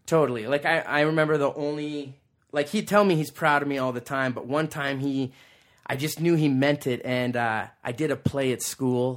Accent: Calgary, Alberta, Canada; also born or lived in Australia; we all grew up there. My mom and dad met on the same block.

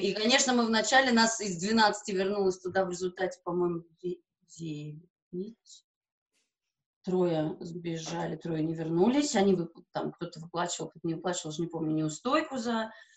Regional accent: Riga, Latvia; first language Russian; я латышка по национальности

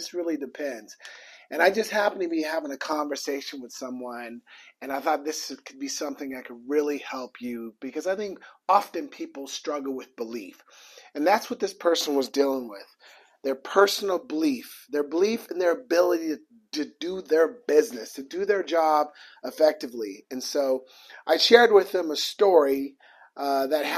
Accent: Portland, Oregon, United States; I'm from Portland, Oregon, so my entire family is there

